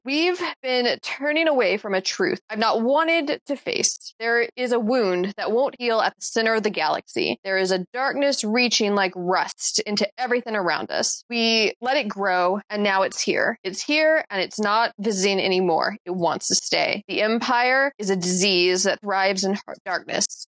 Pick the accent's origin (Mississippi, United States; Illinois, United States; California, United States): Mississippi, United States; also born or lived in Alabama; now in North Carolina, United States; I was born in Alabama. I've lived in Mississippi for most of my life